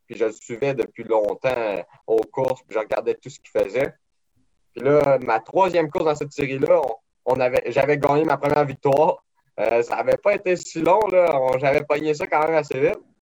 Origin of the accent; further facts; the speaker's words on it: Saint-Joseph-de-Beauce, Quebec, Canada; j'ai grandi à Saint-Joseph-de-Beauce